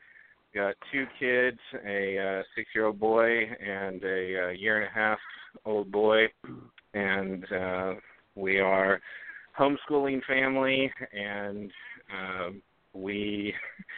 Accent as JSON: {"language": "English", "town": "Memphis", "region": "Tennessee", "country": "United States", "tie": "born or raised there", "said": "I grew up in Memphis, Tennessee, and by that Memphis, Tennessee, I mean inner city Memphis"}